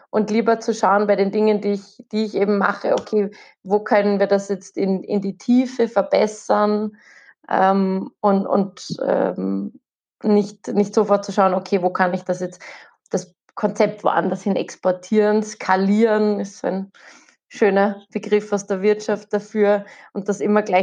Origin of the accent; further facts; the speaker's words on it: Austria; weil wir sind, wir kommen aus Österreich. Und Österreich ist ein winziges Land.